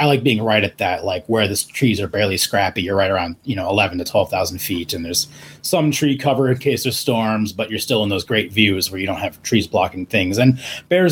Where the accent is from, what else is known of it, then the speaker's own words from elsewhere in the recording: Estes Park, Colorado, United States; moved away as an adult; also born or lived in Phoenix, Arizona; I grew up in Estes Park, which is a small mountain town in Colorado, right next to Rocky Mountain National Park. So I lived there from when I was 9 to 18.